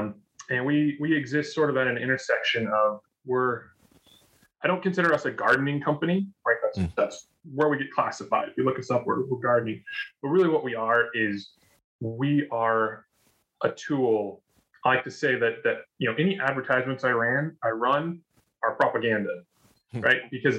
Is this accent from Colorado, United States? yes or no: no; California, United States; also born or lived in Wisconsin / North Carolina; now in Oregon, United States; I'm just a bit south of Portland, Oregon. So that's, informing my current life. And then as we go back, I was raised in California and I was born in Wisconsin, and I've lived in North Carolina and some other places.